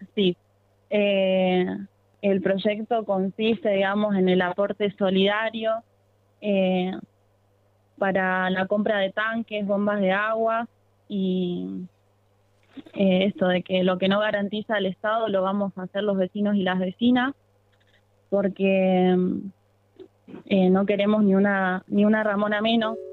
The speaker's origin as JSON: {"language": "Spanish", "town": "Rosario", "region": "Santa Fe", "country": "Argentina", "said": "en Camino Muerto y Fumitas, de donde soy yo"}